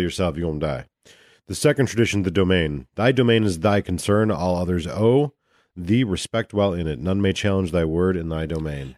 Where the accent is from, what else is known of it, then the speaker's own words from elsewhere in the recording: United States; I'm an American sightseer